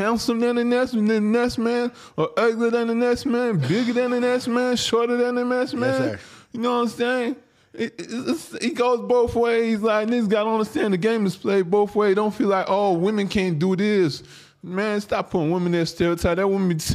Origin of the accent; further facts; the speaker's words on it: Nigeria; now in United States; I'm from Africa. I'm not from America